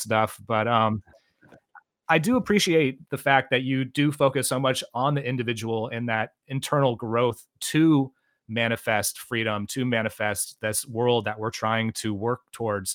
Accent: Santa Cruz, California, United States; we're both from Santa Cruz

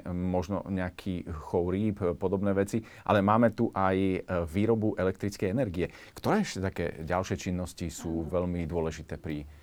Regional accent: Slovakia; Na čo sme ako Slováci hrdí, áno, samozrejme.

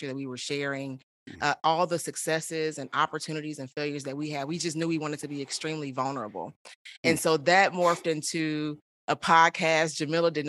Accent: Chicago, Illinois, United States; moved away as an adult; also born or lived in Houston, Texas; now in Austin, United States; I was born and raised in Chicago. I am currently in Austin, Texas

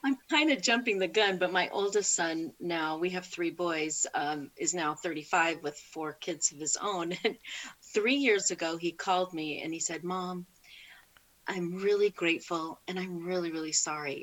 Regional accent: California, United States; I born and raised in California.

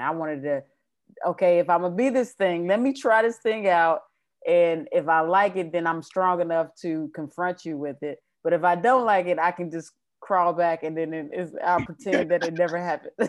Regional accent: Kansas City, Missouri, United States; moved away as an adult; also born or lived in South Carolina; now in New York, United States; I'm originally from Kansas City, Missouri

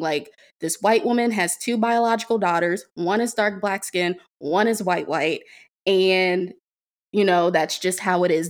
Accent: Prince George's County, Maryland, United States; born or raised there

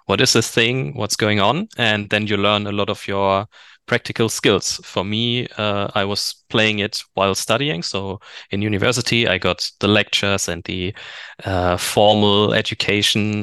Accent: Germany; also born or lived in Bochum, Germany; I'm from Germany

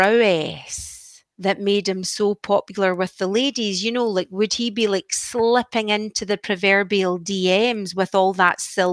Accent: Scotland, United Kingdom; I'm like Scottish, but I don't like potatoes.

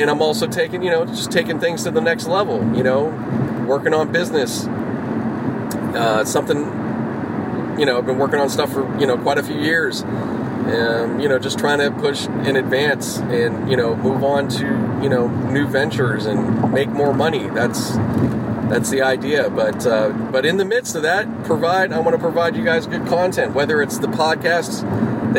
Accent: Pittsburgh, Pennsylvania, United States; now in Los Angeles, United States; I grew up out in Pittsburgh. That's my hometown

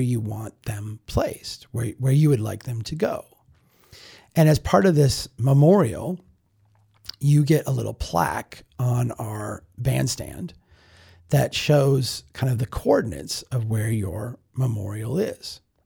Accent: Brainerd, Minnesota, United States; Brainerd, my hometown

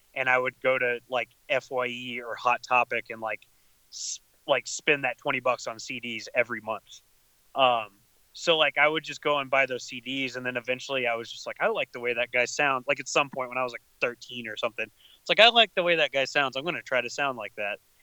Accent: Lubbock, Texas, United States; I'm from Lubbock, like Texas

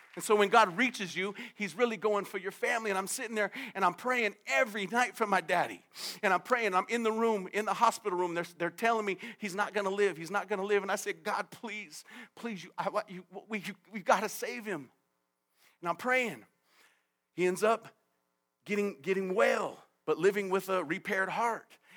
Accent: United States; I grew up in America

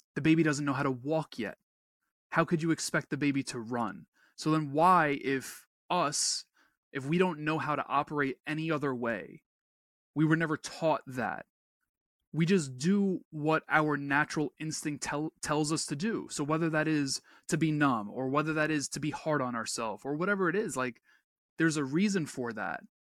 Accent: New York, United States; I'm a New Yorker

